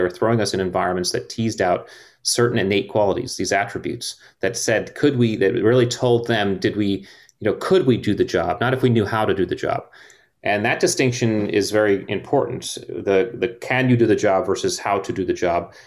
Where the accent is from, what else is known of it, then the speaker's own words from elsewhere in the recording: Connecticut, United States; I grew up in Connecticut on the beach